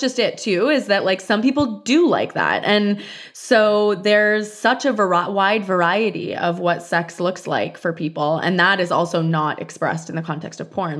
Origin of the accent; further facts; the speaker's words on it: Canada; moved away; I'm Canadian